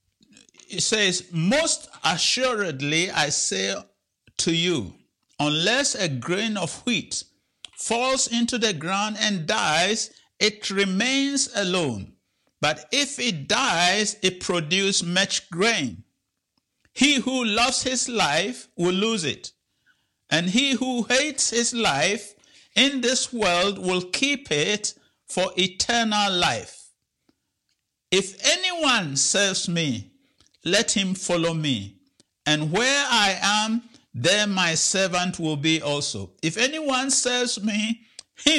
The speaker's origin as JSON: {"language": "English", "country": "Ghana", "tie": "born or raised there", "moved": "yes", "said": "I'm from Ghana, and back home when I was a child, we used to go to the farm"}